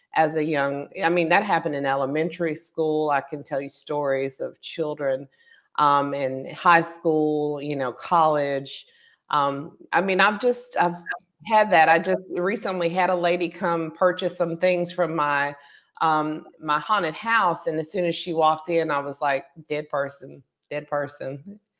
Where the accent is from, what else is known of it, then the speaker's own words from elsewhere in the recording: Pensacola, Florida, United States; I was born in Pensacola